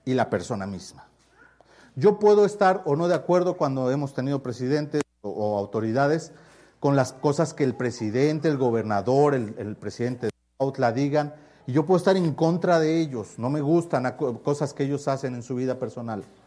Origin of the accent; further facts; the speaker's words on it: Mexico; es mi pueblo